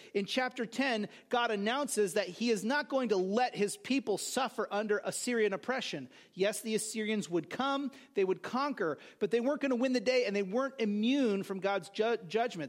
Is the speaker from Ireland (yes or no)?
no; California, United States; now in New Jersey, United States; growing up in California